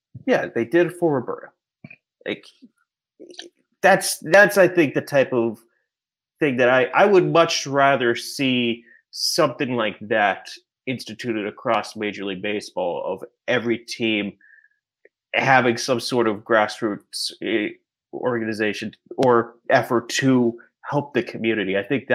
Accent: Pittsburgh, Pennsylvania, United States; Also, I think, I grew up in Pittsburgh. If you grew up in Pittsburgh and a baseball fan or a sports fan, you got to be taught the story

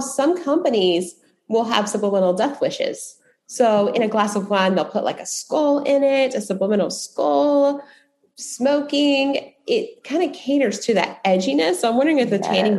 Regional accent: the South, United States; growing up in the South

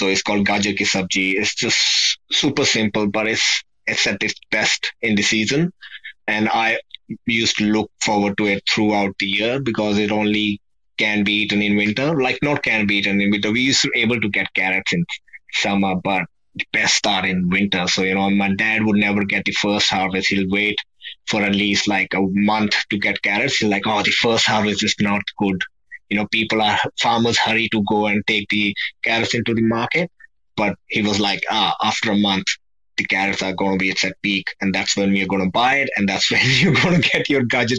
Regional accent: Punjab, India; we are from Punjab, north of India.

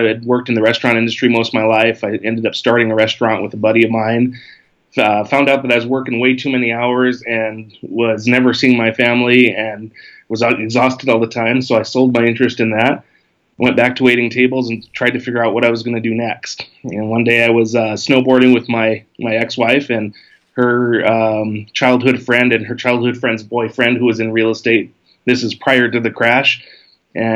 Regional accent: Big Island of Hawaii, United States; moved away as an adult; also born or lived in Southern California; I was born and raised on the Big Island of Hawaii

